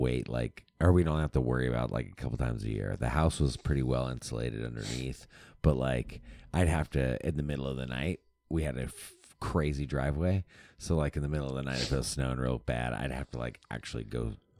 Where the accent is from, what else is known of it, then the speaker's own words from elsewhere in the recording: Soldotna, Alaska, United States; Was in Soldotna, like in our hometown